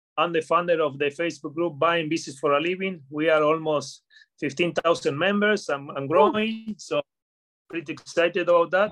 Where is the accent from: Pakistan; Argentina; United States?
Argentina; Patagonia; moved away; also born or lived in United Kingdom; I'm from I'm from Patagonia, Argentina, from the south of Argentina